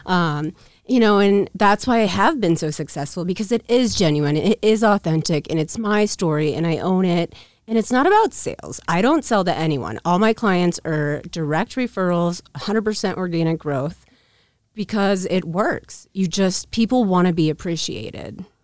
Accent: Council Bluffs, Iowa, United States; also born or lived in Omaha, Nebraska; I was born in Council Bluffs, Omaha

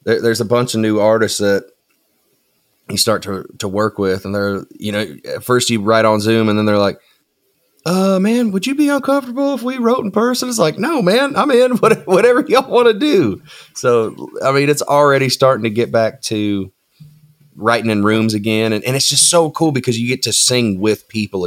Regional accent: Tenino, Washington, United States; also born or lived in Nashville, Tennessee; now in Goodlettsville, United States; I'm originally from a place called Tenino, Washington, which is essentially, it's on the I-5 corridor right in the middle of Portland and Seattle. So I grew up in the country

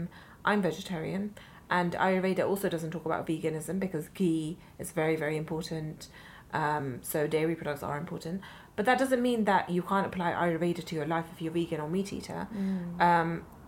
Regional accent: London, United Kingdom; I think as an Indian growing up in London

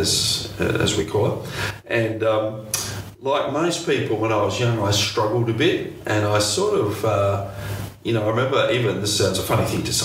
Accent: Adelaide, South Australia, Australia; moved away as an adult; now in Melbourne, Australia; I'm originally from Adelaide, and I've lived most of my life in Adelaide

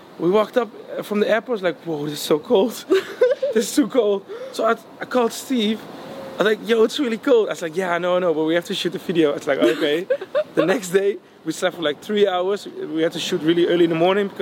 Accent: Netherlands; I was from Holland

